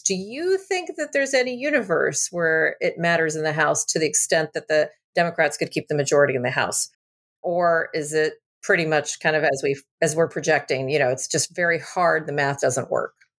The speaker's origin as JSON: {"language": "English", "town": "San Antonio", "region": "Texas", "country": "United States", "tie": "born or raised there", "said": "I grew up in San Antonio"}